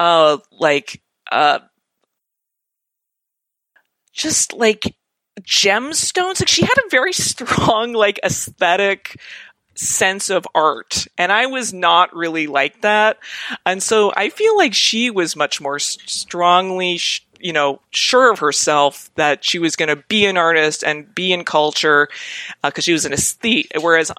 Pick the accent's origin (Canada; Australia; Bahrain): Canada; Calgary, Alberta; now in Toronto, Canada; I grew up in Calgary